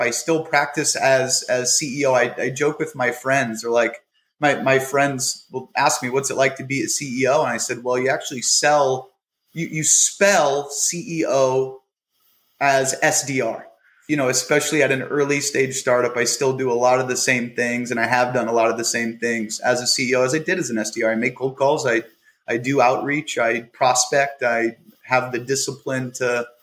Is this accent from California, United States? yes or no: yes; Bay Area, California, United States; moved away as an adult; now in Scottsdale, Arizona, United States; I'm from the Bay Area in California